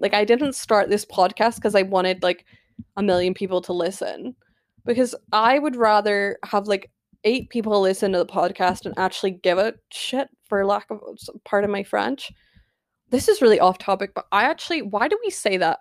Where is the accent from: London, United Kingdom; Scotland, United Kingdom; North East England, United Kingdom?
Scotland, United Kingdom; I live in Scotland. I am Scottish, born and bred.